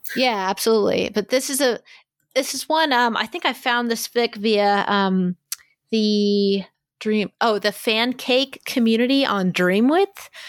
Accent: Kansas City, United States; this is my hometown, kind of my hometown con.

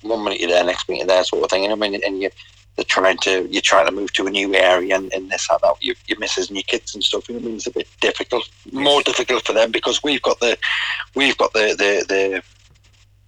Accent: Geordie, North East England, United Kingdom; accent: Geordie; moved away as an adult; also born or lived in Wigan / Crewe / Bristol; Being a Geordie.

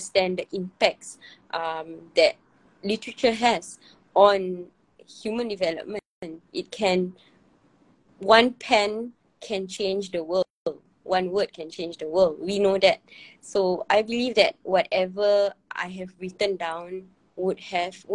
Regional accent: Singapore; as a Singaporean community

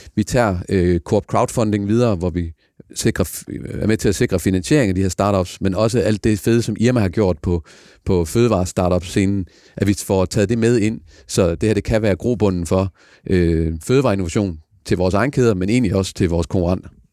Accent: Denmark; så er vi danskere

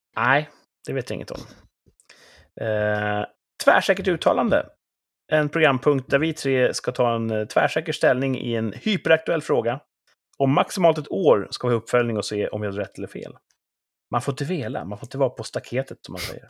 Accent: Mälaren Valley region, Mälardalen, Sweden; now in southern Sweden, Sweden; där jag kommer ifrån och där ni sitter då uppe någonstans i Mälardalsregionen

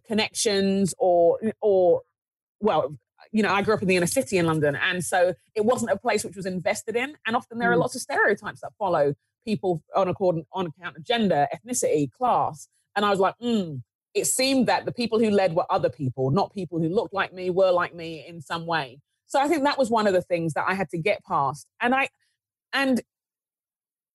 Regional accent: Nigeria; as a Nigerian, as someone growing up in the inner city

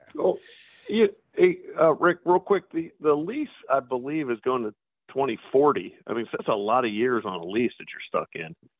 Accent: Pittsburgh, Pennsylvania, United States; now in Medina, United States; I grew up in Pittsburgh and heard stories about the Grays

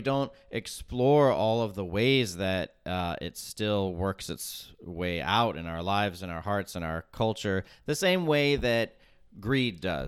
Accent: Tulsa, Oklahoma, United States; I'm from Tulsa.

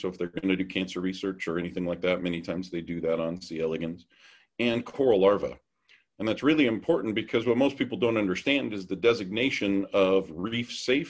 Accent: Hawaii, United States; also born or lived in California; now in Idaho, United States; I was raised in Hawaii. I went to Hanama Bay a couple times a month.

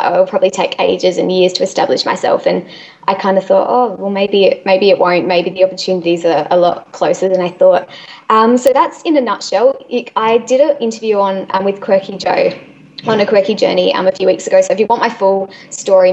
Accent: Adelaide, South Australia, Australia; I'm from Adelaide

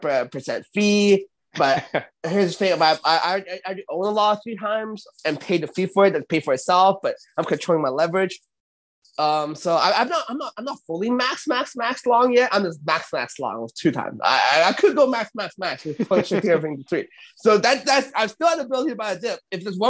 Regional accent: Canada; I'm Canadian. We are Canadian.

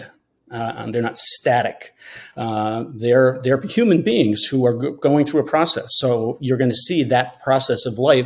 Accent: Hudson Valley, New York, United States; moved away as an adult; now in Maine, United States; my brother and I grew up in the Hudson Valley, but we always came back to Maine

